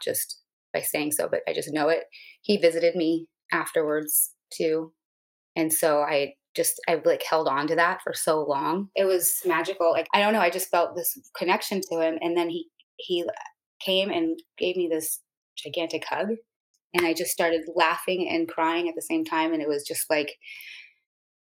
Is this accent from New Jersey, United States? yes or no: no; Santa Monica, California, United States; I am from Santa Monica, California